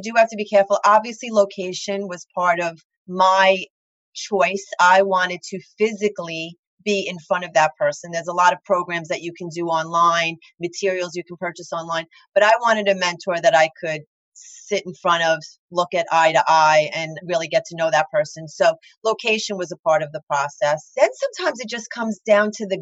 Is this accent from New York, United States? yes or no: yes; Long Island, New York, United States; accent: thick Long Island